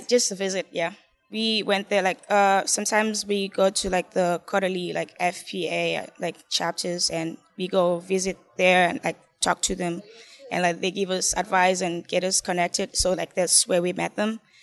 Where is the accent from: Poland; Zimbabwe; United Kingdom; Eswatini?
Zimbabwe; moved away as an adult; I'm an international student, and from, like, I'm from Zimbabwe